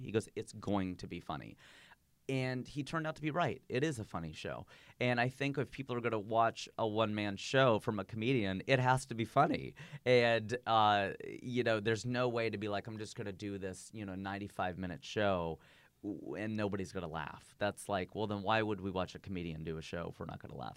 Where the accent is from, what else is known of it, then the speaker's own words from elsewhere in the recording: United States; also born or lived in Fairfield; now in Los Angeles, United States; my nationality is American, my ethnicity is Indian